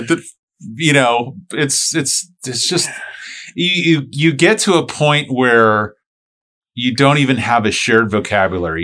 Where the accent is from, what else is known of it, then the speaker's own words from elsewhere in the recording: St. Petersburg, Florida, United States; I grew up in Saint Pete.